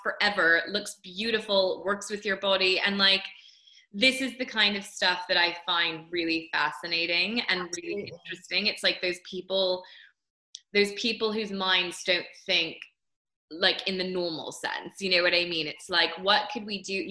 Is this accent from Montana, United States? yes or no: no; coast of Maine, United States; I was lucky enough to grow up on the coast of Maine